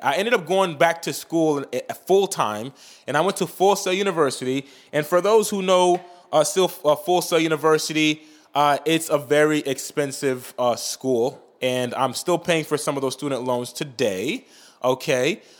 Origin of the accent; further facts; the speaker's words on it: Saint-Marc, Artibonite, Haiti; moved away; I'm Haitian. I was born in Saint Mark, Haiti